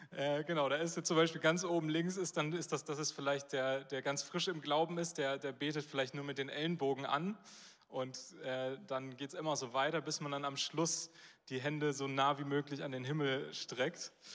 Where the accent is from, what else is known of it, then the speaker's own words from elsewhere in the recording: Northern Germany, Germany; als Norddeutsche, und da zähle ich mich dann auch zu